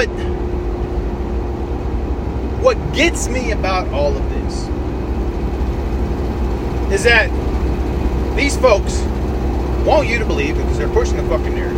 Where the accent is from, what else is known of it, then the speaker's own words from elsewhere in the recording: South Georgia, United States; I grew up in South Georgia. Went to high school in South Georgia